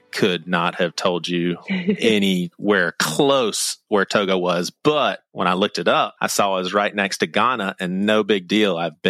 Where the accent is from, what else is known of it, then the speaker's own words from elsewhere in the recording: United States; also born or lived in Charleston; I'm not a American hater. Like, I love my country.